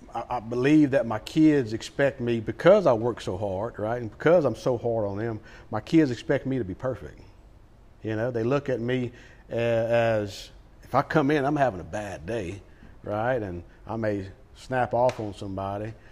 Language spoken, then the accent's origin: English; Lake Charles, Louisiana, United States; now in Sulphur, United States; we didn't grow up in Sulphur. We grew up in Lake Charles